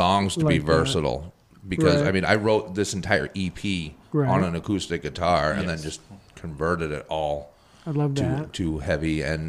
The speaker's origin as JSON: {"language": "English", "region": "New Hampshire", "country": "United States", "said": "Yeah, we're from New Hampshire. We practice and kind of claim Francistown, New Hampshire, in the middle of absolute nowhere."}